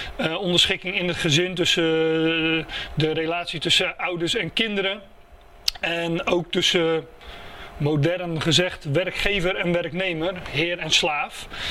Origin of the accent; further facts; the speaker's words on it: Netherlands; daar zijn we Nederlanders voor